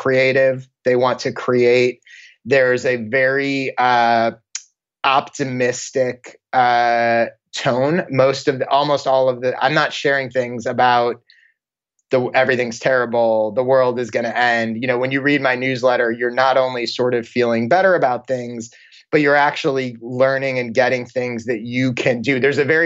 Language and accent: English; Maryland, United States; moved away as an adult; also born or lived in Chicago, Illinois; now in Los Angeles, United States; Born in Chicago and then high school and college in Maryland, right outside Washington, D.C., and then moved out to LA after college.